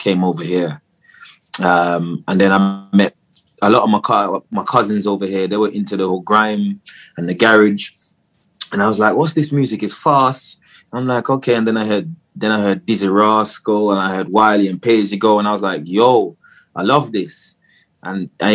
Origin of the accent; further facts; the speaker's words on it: Jamaica; moved away; I was born in Jamaica, so I grew up in Jamaica. And then I came over here to live with my dad.